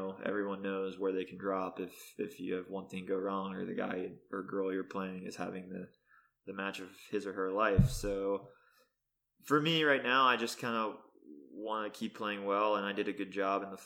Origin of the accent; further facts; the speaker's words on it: Pittsburgh, Pennsylvania, United States; also born or lived in Florida; I'm actually from Pittsburgh, not Philly. So I'm on the west side of PA.